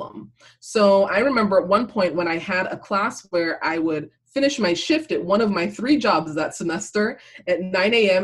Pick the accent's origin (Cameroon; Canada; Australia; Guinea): Cameroon; now in United States; I was born in Cameroon